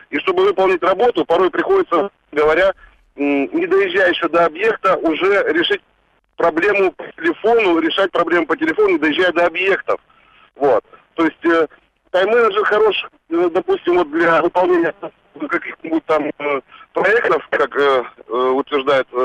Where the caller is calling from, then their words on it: Surgut, Khanty-Mansi Autonomous Okrug, Russia; Я звонил из Сургута.